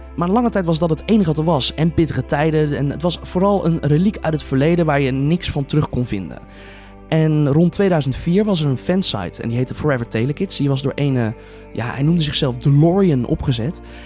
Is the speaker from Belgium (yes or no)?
no; 's-Hertogenbosch, North Brabant, Netherlands; geboren en getogen in Sertogenbos